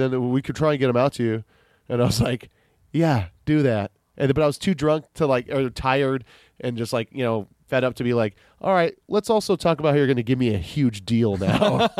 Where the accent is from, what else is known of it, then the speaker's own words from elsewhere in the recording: Kailua, Hawaii, United States; I was like, "Oh, I am from Kailua."